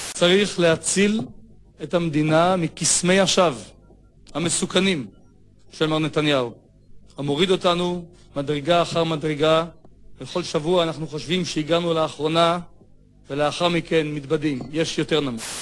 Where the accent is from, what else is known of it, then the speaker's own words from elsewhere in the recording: Jerusalem, Jerusalem District, Israel; אנחנו היינו ירושלמים